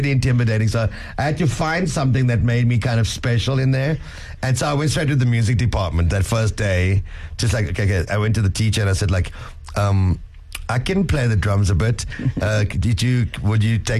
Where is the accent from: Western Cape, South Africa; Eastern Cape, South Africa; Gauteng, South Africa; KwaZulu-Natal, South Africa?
Eastern Cape, South Africa; East London; my hometown, East London